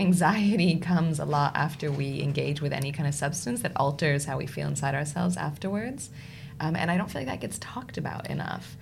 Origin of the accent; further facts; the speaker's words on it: United States; moved away as an adult; now in United Kingdom; I, as an American in the UK